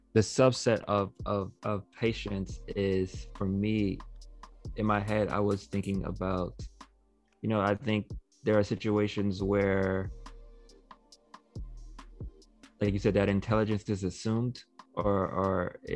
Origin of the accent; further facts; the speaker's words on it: New York City, New York, United States; I'm from Queens